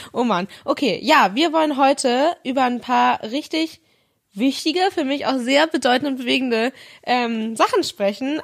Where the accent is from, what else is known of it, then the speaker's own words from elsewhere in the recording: Northern Germany, Germany; für mich als Norddeutsche